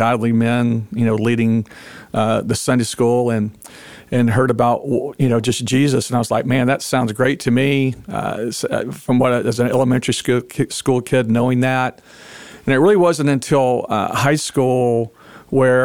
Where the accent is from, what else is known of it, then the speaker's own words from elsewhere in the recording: Memphis, Tennessee, United States; moved away as an adult; now in Texas, United States; I grew up in Memphis, Tennessee